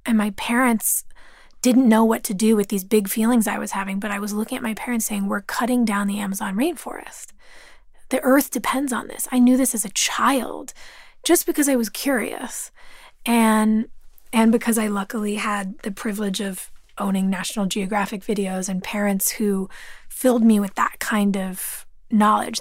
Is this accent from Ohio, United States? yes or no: no; Los Angeles, California, United States; growing up in California. Growing up in Los Angeles